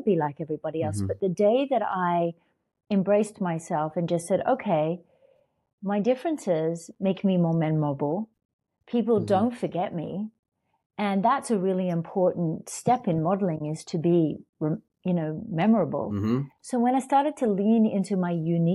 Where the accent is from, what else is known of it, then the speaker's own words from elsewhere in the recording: Australia; moved away as an adult; I came from Australia and I came to America